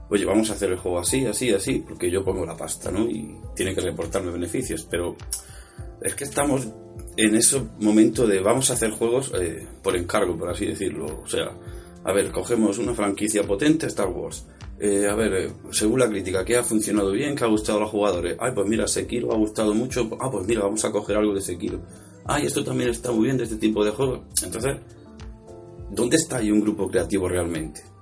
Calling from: Granada, Andalusia, Spain; soy un oyente de Granada.

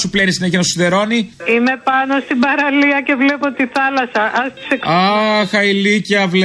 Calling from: Thessaloniki, Central Macedonia, Greece; είμαι από Θεσσαλονίκη.

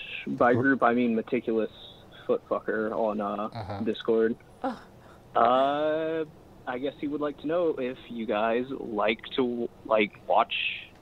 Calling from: Virginia, United States

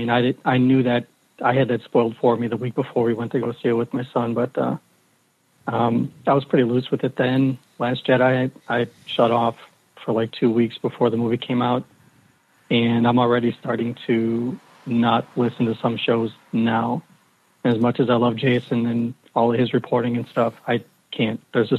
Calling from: outside of Chicago, Illinois, United States; calling right outside of Chicago.

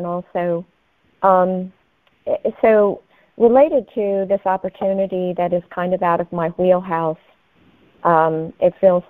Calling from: Seattle, Washington, United States; I'm calling from Seattle, Washington.

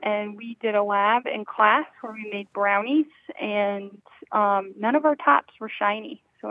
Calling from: Pflugerville, Texas, United States; Just outside of Austin in Pflugerville, Texas.

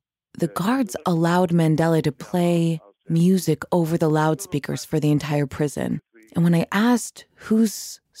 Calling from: New York, United States; I'm calling from New York.

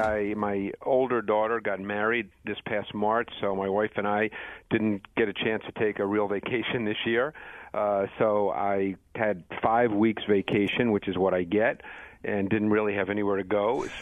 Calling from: Mount Laurel, New Jersey, United States; From my office at NFL Films in Mount Laurel, New Jersey.

